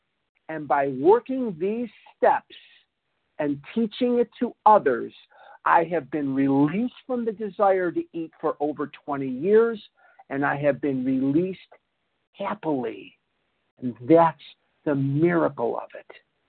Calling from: Toronto, Ontario, Canada; I'm calling from Toronto, Canada, eh?

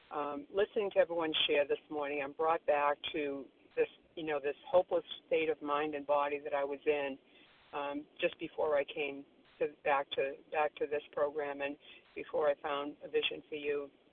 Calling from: Florida, United States; I'm calling from Florida this morning

